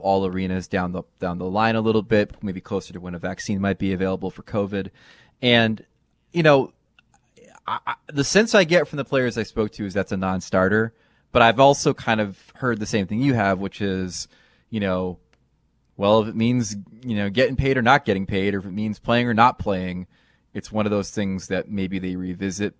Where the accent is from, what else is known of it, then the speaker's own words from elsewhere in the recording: New Jersey, United States; We used to have all this uh, dynasty memorabilia in our basement growing up in New Jersey.